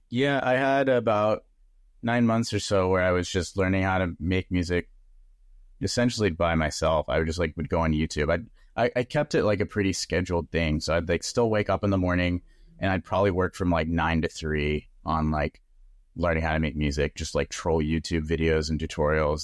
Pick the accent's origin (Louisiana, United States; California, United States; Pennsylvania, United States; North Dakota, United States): California, United States; San Diego; I was living at home 'cause I'm from San Diego